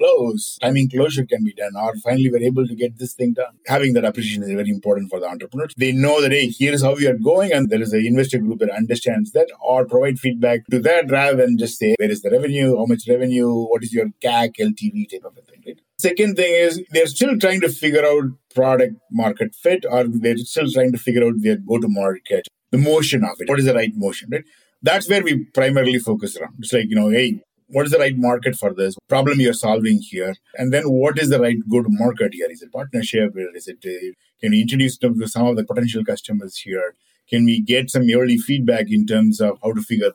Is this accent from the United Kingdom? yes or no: no; India; moved away; When I was growing up in India